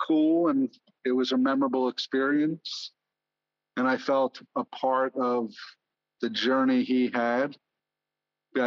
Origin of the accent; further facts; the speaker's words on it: New York City, New York, United States; I grew up on 23rd Street and 2nd Avenue